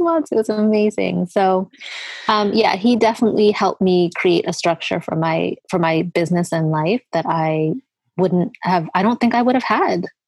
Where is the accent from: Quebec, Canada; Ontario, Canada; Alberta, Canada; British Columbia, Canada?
Alberta, Canada; Edmonton; moved away as an adult; also born or lived in Eritrea / Sudan / Italy / Toronto; we moved to Canada when I was five, so 1983.